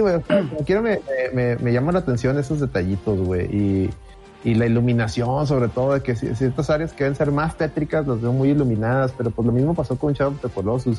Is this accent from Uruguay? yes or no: no; Monterrey, Nuevo León, Mexico; somos de Monterrey